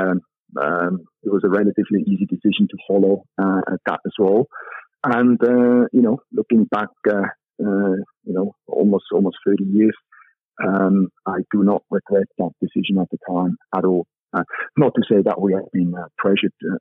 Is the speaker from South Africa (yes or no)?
no; Basel, Basel-Stadt, Switzerland; moved away as an adult; also born or lived in Zurich / Singapore / Jakarta; I was born in Basel, Switzerland, which is in the north, the northwest corner of Switzerland, bordering Germany and France, which is actually an interesting spot in Switzerland because it gives you the opportunity to be able to speak French as well as higher German. And I grew up about 25-30 minutes from Basel